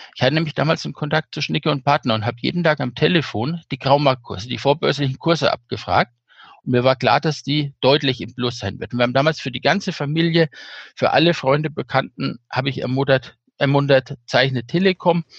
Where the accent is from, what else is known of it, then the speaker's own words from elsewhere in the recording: Bad Königshofen, Bavaria, Germany; Kurzentrum in Bad Königshofen war die mit drin, wo ich aufgewachsen bin